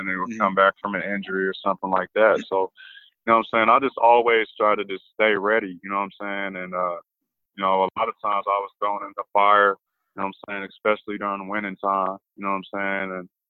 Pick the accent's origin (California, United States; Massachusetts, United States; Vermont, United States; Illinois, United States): Illinois, United States; when I came out here from Illinois, I just wanted to help the team win and play my hardest for the team.